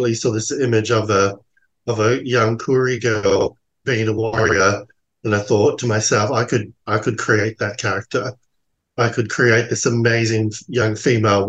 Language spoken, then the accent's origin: English; New Zealand; now in Australia; I'm from New Zealand, you know, so I grew up in a very cultural, rich neighbourhood. And then when I came to New Zealand, to Australia